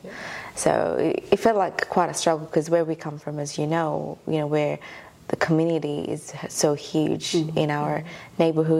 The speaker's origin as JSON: {"language": "English", "country": "Ethiopia", "moved": "yes", "lives_now": "Australia", "said": "I'm from Ethiopia. Also Ethiopian Eritrean. My mum's Eritrean and my father's Ethiopian."}